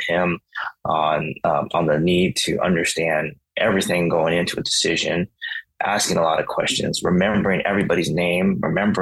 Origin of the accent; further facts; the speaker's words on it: San Francisco, California, United States; also born or lived in Washington, D.C.; I decided to go home and work for the legend and kind of really understand San Francisco politics better and really help him implement his vision to changing and uplifting my hometown community